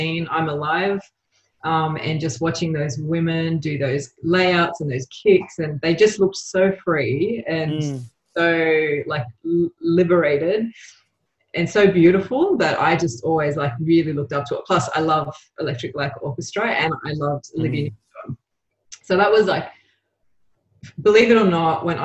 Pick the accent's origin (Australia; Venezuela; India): Australia; also born or lived in Uruguay; I was born in Australia, but I went back to Uruguay when I was like three.